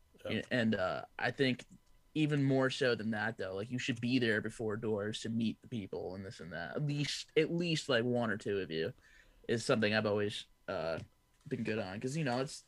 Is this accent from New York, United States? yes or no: yes; Poughkeepsie, New York, United States; we're from Poughkeepsie area